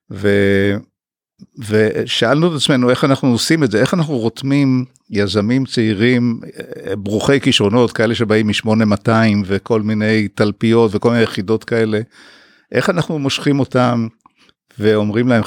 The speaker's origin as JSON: {"language": "Hebrew", "town": "Haifa", "region": "Haifa District", "country": "Israel", "tie": "born or raised there", "said": "אה, למדתי הנדסת בניין אה, בחיפה, גדלתי בחיפה בעצם מגיל 10."}